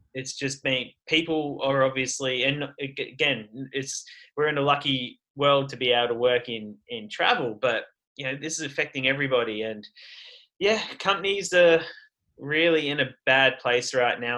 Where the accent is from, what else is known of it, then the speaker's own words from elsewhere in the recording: Sydney, New South Wales, Australia; moved away as an adult; also born or lived in Canada; I'm from Sydney in Australia.